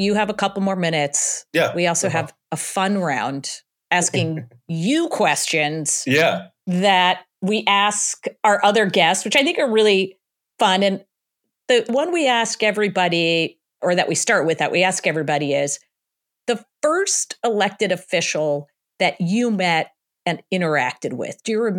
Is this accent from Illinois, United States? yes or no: yes; Illinois, United States; I grew up in the Chicago suburbs too. And he was there when I was growing up.